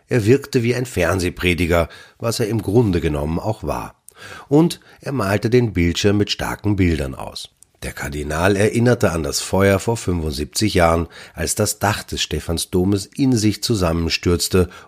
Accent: Ebensee, Upper Austria, Austria; Könnte mein Aufenthalt hier eventuell damit zu tun haben, dass ich hier geboren wurde, aufgewachsen und in die Schule gegangen bin und mein Elternhaus bewohne, also ein Ebenseer und kein Wiener bin?

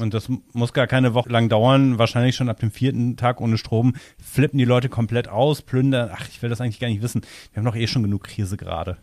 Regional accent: near Cologne, North Rhine-Westphalia, Germany; Also ich komme ja aus der Umgebung von Köln

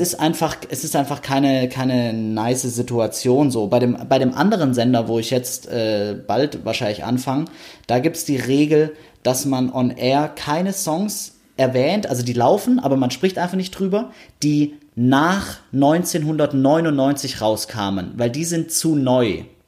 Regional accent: Stuttgart, Baden-Württemberg, Germany; ich bin ja Stuttgarter

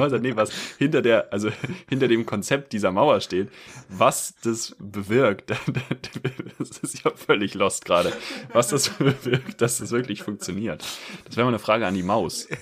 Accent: Germany; wir Deutschen

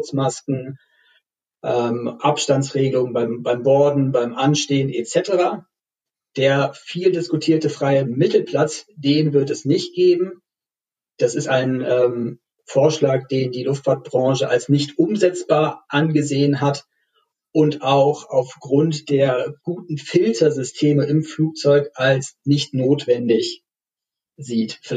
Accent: Berlin, Germany; Als Berliner muss man sich ja auch beeilen, wenn man nochmal aus Tegel rausfliegen möchte.

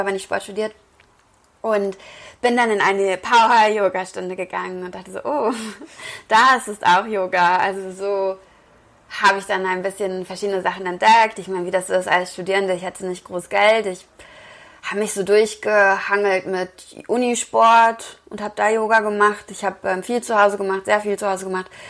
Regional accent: Wesel, North Rhine-Westphalia, Germany; also born or lived in Cologne; ich komme aus Wesel

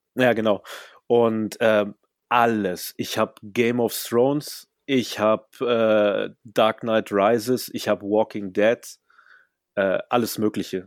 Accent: Germany; ich bin ja immerhin in Deutschland aufgewachsen

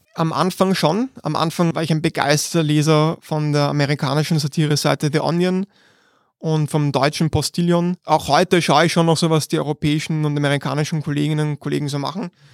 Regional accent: Vienna, Austria; wir sind beide aus Meidling und wir sind um die Ecke sogar voneinander aufgewachsen

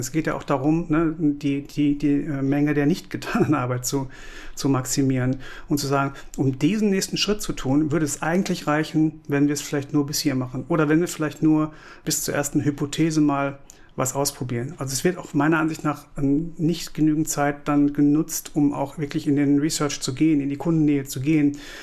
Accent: Kamp-Lintfort, North Rhine-Westphalia, Germany; now in Cologne, Germany; ich komme aus Kamp-Lindfort, das liegt so am linken Niederrhein, äh, Ecke Ruhrgebiet, lebe, liebe und arbeite aber seit 2003 in Köln

